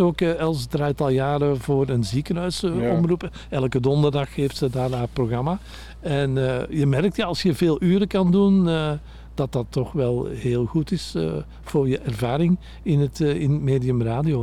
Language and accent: Dutch; Antwerp, Flanders, Belgium; ik kom zelf van Antwerpen.